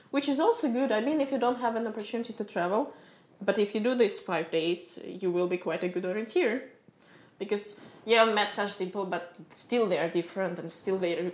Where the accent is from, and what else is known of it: Moscow, Russia; born or raised there; English is a second language